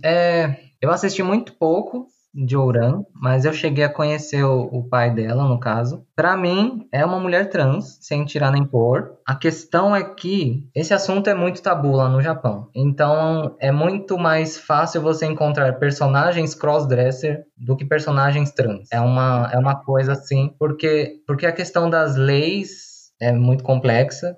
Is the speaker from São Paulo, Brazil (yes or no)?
yes; São Paulo, Brazil; eu tenho 32 anos, sou de São Paulo